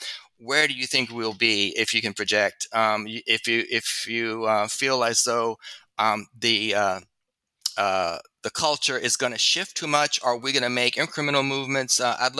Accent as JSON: {"language": "English", "region": "Louisiana", "country": "United States", "tie": "born or raised there", "said": "In my home state of Louisiana was not a red state when I was little."}